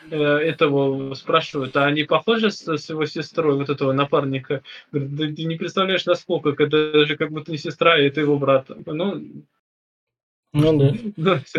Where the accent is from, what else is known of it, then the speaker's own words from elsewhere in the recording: Mordovia, Russia; Я чего? Я, я нифига, я Мордва.